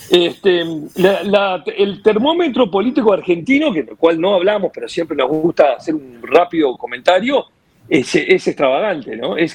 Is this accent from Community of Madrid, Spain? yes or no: yes; Madrid, Community of Madrid, Spain; born there; no te olvides que yo nací en España, Madrid.